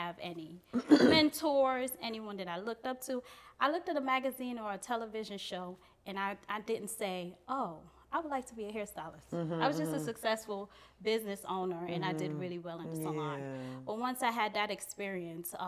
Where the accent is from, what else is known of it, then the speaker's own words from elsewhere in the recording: New York City, New York, United States; also born or lived in Guyana; I'm from Brooklyn, New York, born in Guyana, South America, near Brazil. So came here when I was 3 years old. So, you know, where I was raised was Brooklyn, New York